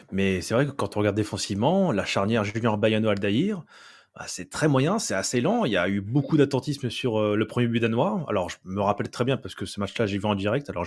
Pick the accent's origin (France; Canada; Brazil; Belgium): Brazil; C'est vrai que quand on est brésilien, on a, quand on réussit une Coupe du Monde, enfin, il, faut la gagner. Voilà. Si on ne gagne pas la Coupe du Monde, c'est un échec. C'est comme ça qu'on qu vit ça au Brésil.